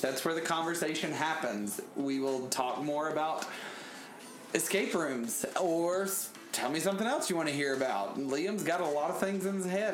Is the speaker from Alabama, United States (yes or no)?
yes; Birmingham, Alabama, United States; moved away; my hometown